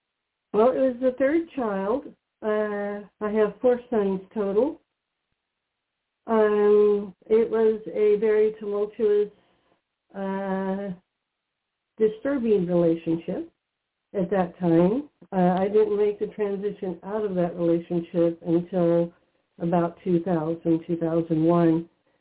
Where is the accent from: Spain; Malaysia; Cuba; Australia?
Spain; now in Pennsylvania, United States; I was born in Spain.